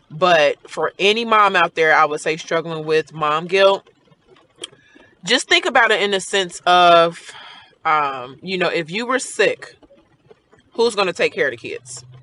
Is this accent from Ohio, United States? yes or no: yes; Cincinnati, Ohio, United States; now in Marietta, United States; I am from Cincinnati, Ohio, but I currently live in Marietta, Georgia.